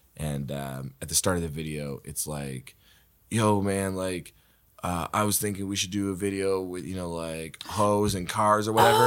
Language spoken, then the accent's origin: English; Waverley, Nova Scotia, Canada; I grew up in Waverly